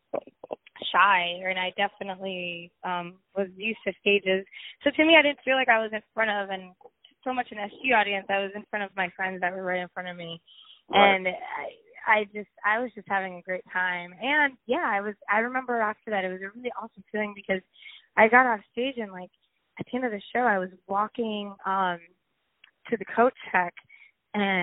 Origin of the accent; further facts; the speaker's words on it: New York, United States; "Where are you from?" I said, "New York."